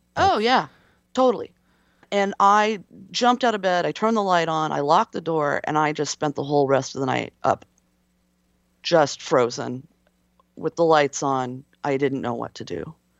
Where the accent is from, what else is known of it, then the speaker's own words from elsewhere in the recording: West Coast, United States; I'm from the West Coast